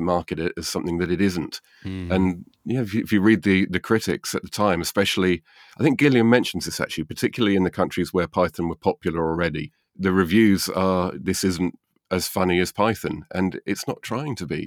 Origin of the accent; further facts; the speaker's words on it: United Kingdom; Being British